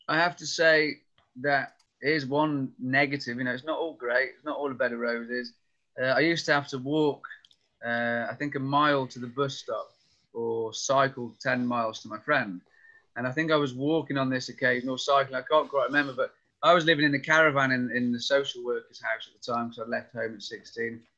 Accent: North Wales, United Kingdom; I grew up in North Wales

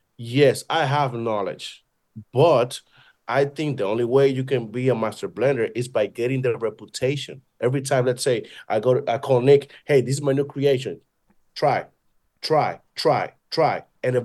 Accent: Dominican Republic; And I am from Dominican Republic. I look like one.

